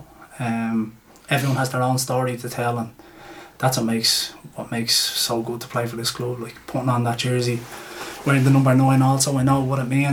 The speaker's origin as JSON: {"language": "English", "town": "Dublin", "region": "Leinster", "country": "Ireland", "said": "I think me and the gaffer are the only two people from Talla in the team"}